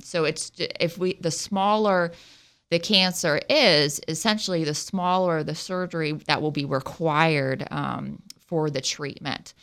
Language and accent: English; Southwest Ohio, United States; accent: Ohio; moved away; I'm from Southwest Ohio between Dayton and Cincinnati